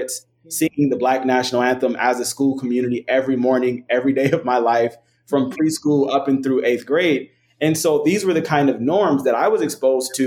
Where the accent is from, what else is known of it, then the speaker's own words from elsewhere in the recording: Compton, California, United States; I attended a small Black parochial school in Compton, California.